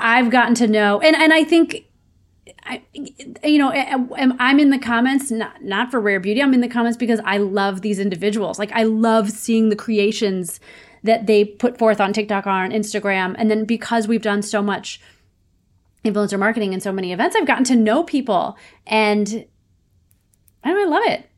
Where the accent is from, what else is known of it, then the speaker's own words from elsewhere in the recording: St. Louis, Missouri, United States; moved away as an adult; also born or lived in Ohio / New York City; now in Los Angeles, United States; I grew up in Saint Louis, Missouri